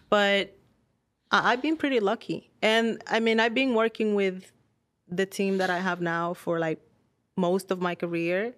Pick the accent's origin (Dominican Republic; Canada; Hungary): Dominican Republic; moved away as an adult; now in United States; I'm born and raised in Dominican Republic.